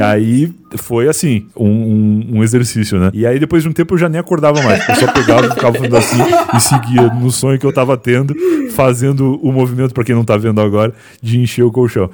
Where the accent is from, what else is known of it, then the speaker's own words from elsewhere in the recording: town next to Pelotas, Rio Grande do Sul, Brazil; now in São Paulo, Brazil; do lado da cidade onde eu nasci